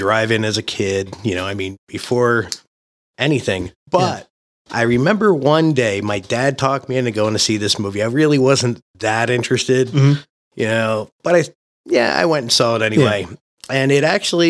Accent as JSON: {"language": "English", "town": "Baltimore", "region": "Maryland", "country": "United States", "tie": "born or raised there", "moved": "yes", "lives_now": "Las Vegas, United States", "said": "growing up in Baltimore"}